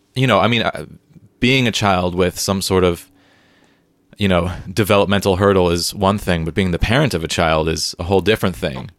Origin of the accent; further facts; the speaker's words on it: San Diego, California, United States; moved away as an adult; now in Seattle, United States; I grew up in San Diego